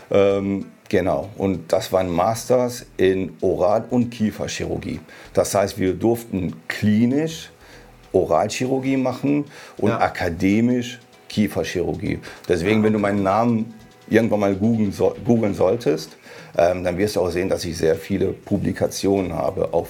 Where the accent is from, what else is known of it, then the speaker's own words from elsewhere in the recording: Hanover, Lower Saxony, Germany; Tatsächlich in Hannover geboren.